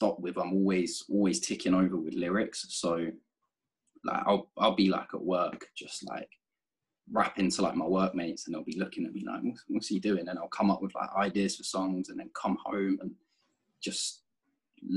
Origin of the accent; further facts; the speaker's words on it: United Kingdom; now in London, United Kingdom; I'm that British guy with this American group of rappers.